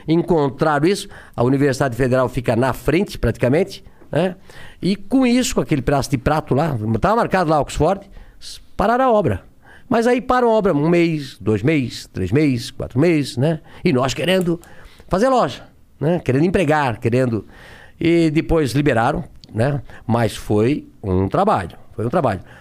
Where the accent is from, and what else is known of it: Brusque, Santa Catarina, Brazil; born or raised there